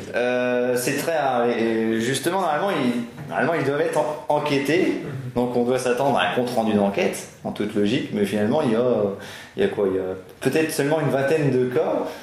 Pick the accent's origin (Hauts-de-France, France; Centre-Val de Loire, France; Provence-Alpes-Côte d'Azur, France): Hauts-de-France, France; Picardy; comme je suis picard